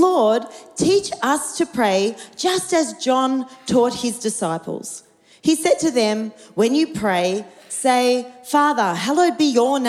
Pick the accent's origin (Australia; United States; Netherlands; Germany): Australia; I'm about as colonial Aussie as you can get